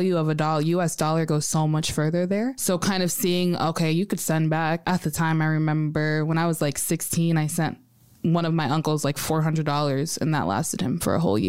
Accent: United States; I was born in America

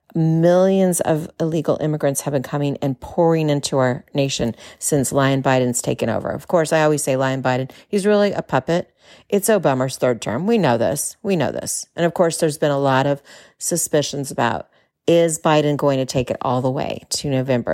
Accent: California, United States; moved away as an adult; now in Texas, United States; As a Californian, yeah, a native Californian, now living in Texas

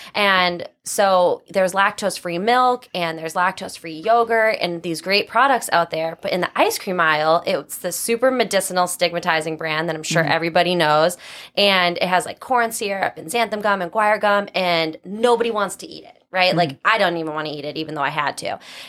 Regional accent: North Attleboro, Massachusetts, United States; I am from Massachusetts. Mm-hmm. I grew up in North Attleboro, which is south of the city.

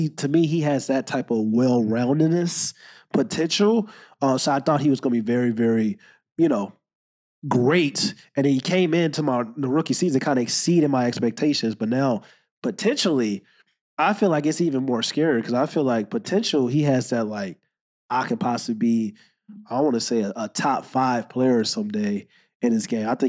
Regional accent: St. Louis, Missouri, United States; I'm from St. Louis, Missouri.

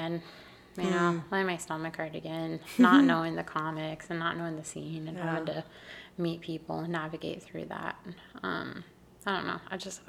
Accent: North Carolina, United States; Because I'm from North Carolina, and it gets hot there.

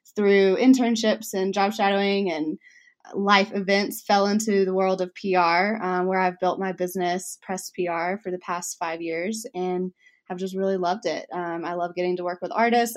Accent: Alabama, United States; accent: Southern; I grew up in Alabama, so my Southern comes out

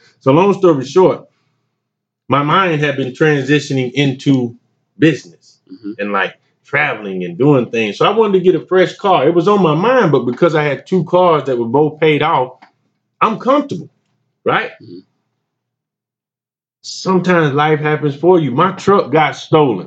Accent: Wellford, South Carolina, United States; I'm from Welford, South Carolina, man. The smallest, biggest town you never heard of.

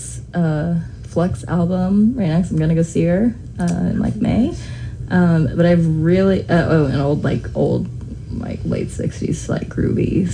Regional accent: Fayetteville, North Carolina, United States; moved away as an adult; now in Greensboro, United States; I'm from Fayetteville

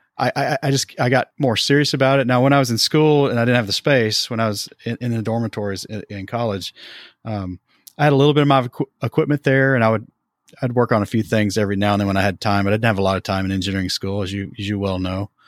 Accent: Tennessee, United States; we eventually started an I P M S chapter in my hometown in Tennessee

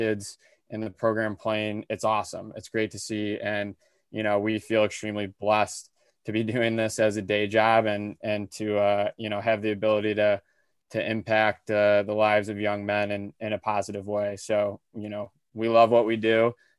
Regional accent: Birmingham, Michigan, United States; I grew up in the Birmingham area

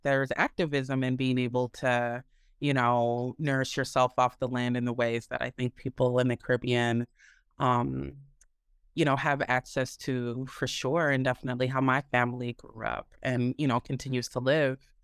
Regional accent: Minneapolis, Minnesota, United States; I was raised in the Midwest, um, in Minneapolis, Minnesota

